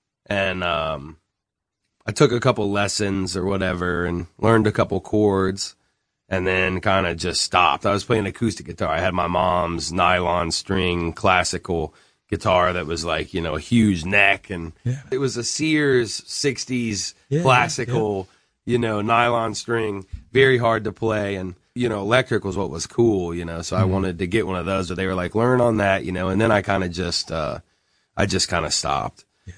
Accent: Columbia, South Carolina, United States; also born or lived in Durham / Chapel Hill / Fayetteville; I was born in Durham, and then lived in Chapel Hill. So Durham and Chapel Hill was, I guess, like kindergarten and first grade. Then Fayetteville, North Carolina, from second grade, third grade. Fourth grade, I moved to Columbia, South Carolina

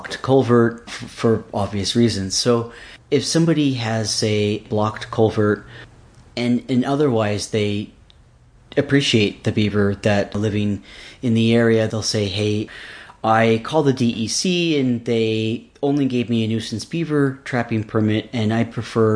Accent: Seattle, Washington, United States; moved away; also born or lived in Alaska; I was raised mostly in the Seattle, Washington region

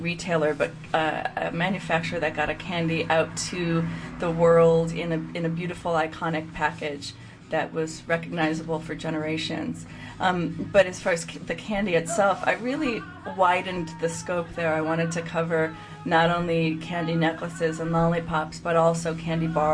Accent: Chicago, Illinois, United States; I'm from the Chicagoland area.

